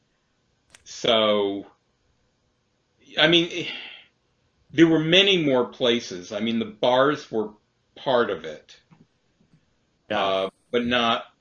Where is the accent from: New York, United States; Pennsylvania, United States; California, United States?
New York, United States; New York City; I grew up in Brighton Beach